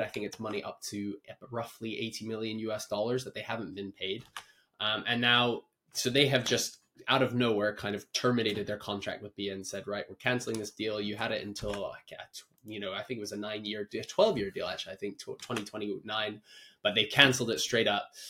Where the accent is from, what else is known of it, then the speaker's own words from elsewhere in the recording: Kenya; as a Kenyan viewer